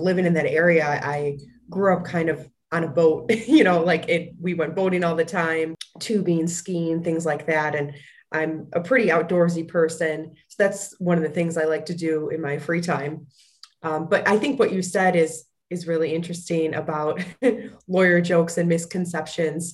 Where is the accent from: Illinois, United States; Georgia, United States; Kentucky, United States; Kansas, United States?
Illinois, United States; Fox Lake; I grew up in a small town called Fox Lake, Illinois